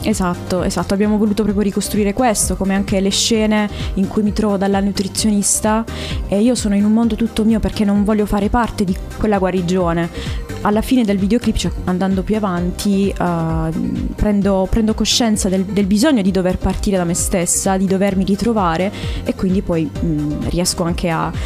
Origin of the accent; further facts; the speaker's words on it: Bari, Apulia, Italy; now in Cassano delle Murge, Italy; Io sono barese, Beh. però vivo in provincia attualmente